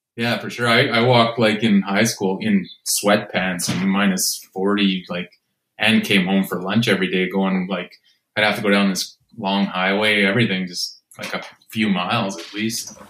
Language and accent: English; Regina, Saskatchewan, Canada; moved away; also born or lived in Winnipeg; I'm from Regina